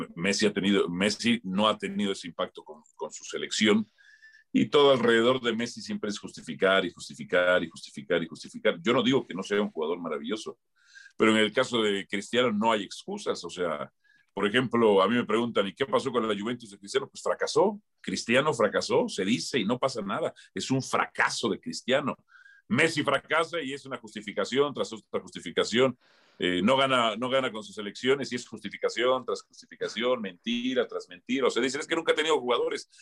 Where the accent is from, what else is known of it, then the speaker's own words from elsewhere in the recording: Mexico City, Mexico; moved away; also born or lived in Tlalnepantla, State of Mexico / Pedregal; yo soy de Miscuac